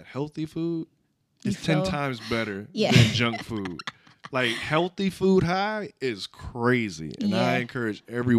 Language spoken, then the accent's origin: English; the South, United States; I'm from the South, so everything was fried, everything was pork.